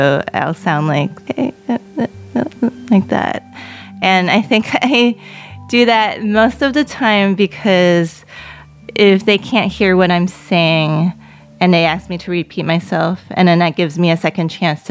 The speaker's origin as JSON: {"language": "English", "town": "New York City", "region": "New York", "country": "United States", "tie": "born or raised there", "first_language": "Cantonese", "second_language": "English", "said": "I was born in Queens. My parents were from China. Growing up, they would speak to me in Cantonese because they knew that it was easy for me to pick up English just by growing up in the neighborhood"}